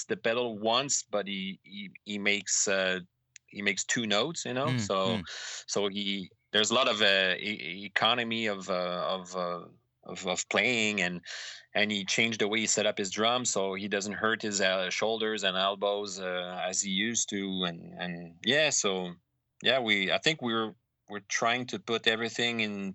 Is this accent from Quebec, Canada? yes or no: yes; Montreal, Quebec, Canada; my hometown of Montreal